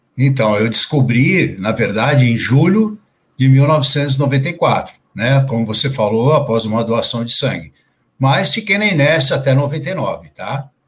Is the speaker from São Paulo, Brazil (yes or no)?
yes; Santos, São Paulo, Brazil; also born or lived in Santo André; Eu nasci em Santos, no litoral é, de São Paulo, né? Nasci em Santos e morei sempre aqui